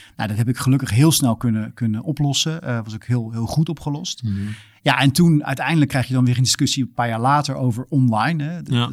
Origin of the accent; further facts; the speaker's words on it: Netherlands; moved away as an adult; also born or lived in Australia; als Nederlander